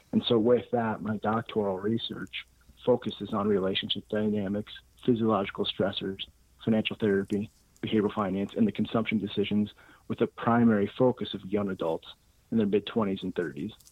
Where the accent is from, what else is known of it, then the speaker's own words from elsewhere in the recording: Norwalk, Iowa, United States; also born or lived in Denver, Colorado; So I was born in Denver, Colorado, but raised in Norwalk, Iowa, a suburb of Des Moines, Iowa, and ended up attending the University of Iowa for business and finance.